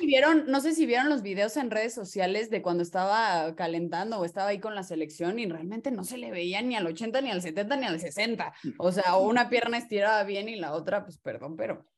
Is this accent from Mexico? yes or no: yes; Mexico; como buenos mexicanos somos unos contreras